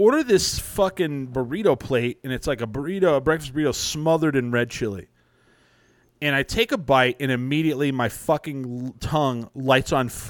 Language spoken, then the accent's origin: English; New Mexico, United States; I'm from New Mexico.